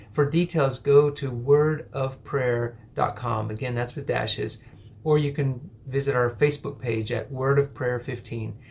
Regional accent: an hour and a half from Midland, Texas, United States; moved away as an adult; also born or lived in Singapore; a group of people from my church who drove the hour and a half from my hometown

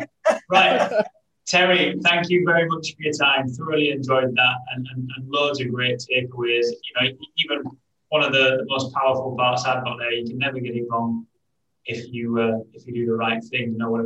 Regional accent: Rotherham, Yorkshire and the Humber, United Kingdom; what we grew up with in Rotherham.

